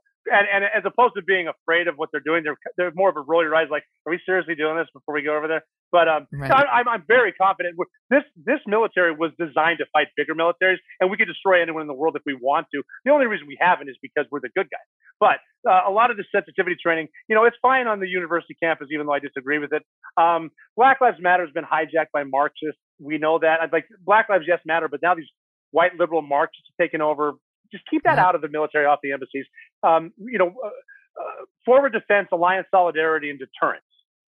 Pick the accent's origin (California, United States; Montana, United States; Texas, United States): Montana, United States; It doesn't matter that I'm from Montana and couldn't swim.